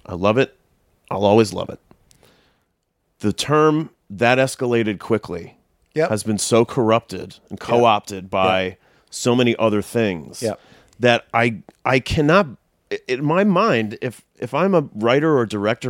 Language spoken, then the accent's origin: English; London, United Kingdom; born there; When I was 11, I was born in London. My dad was working there at the time.